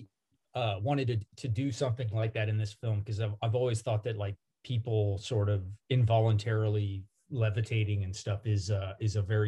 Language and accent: English; the South, United States; We grew up in the South